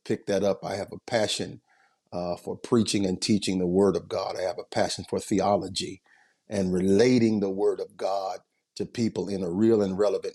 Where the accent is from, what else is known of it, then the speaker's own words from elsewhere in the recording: United States; moved away as an adult; also born or lived in Detroit, Michigan / Rock Island, Illinois; now in Omaha, United States; Did most of my growing up in a place called the Quad Cities, which is the border between Iowa and Illinois, and graduated from high school there